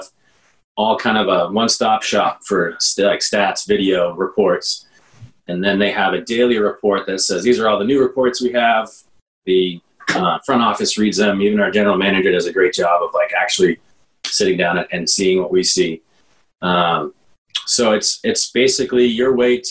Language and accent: English; Plymouth, Massachusetts, United States; now in Dorchester, Boston, United States; I grew up in Plymouth and commuted to BC High for 4 years